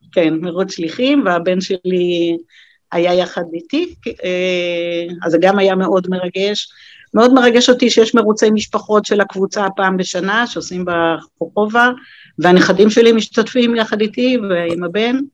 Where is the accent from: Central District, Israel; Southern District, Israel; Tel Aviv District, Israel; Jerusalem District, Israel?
Southern District, Israel; Beersheba; נולדתי בעיר